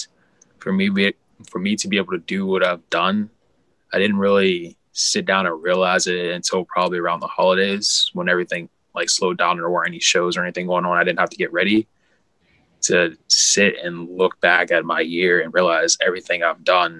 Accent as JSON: {"language": "English", "town": "Pittsburgh", "region": "Pennsylvania", "country": "United States", "said": "I'm from Pittsburgh"}